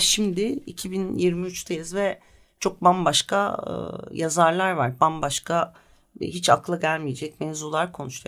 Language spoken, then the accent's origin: Turkish; Bursa, Turkey; also born or lived in Leverkusen, Germany; Ama sonra Bursa'ya gelmişiz. Ben 4 yaşındayken falan Bursa'da büyüdüm. Bursalıyım